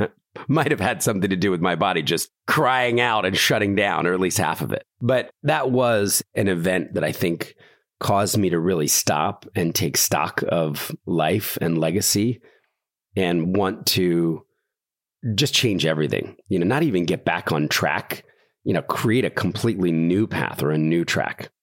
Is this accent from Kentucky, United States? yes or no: no; Philadelphia, Pennsylvania, United States; also born or lived in New York City; I was born in Philadelphia, middle class family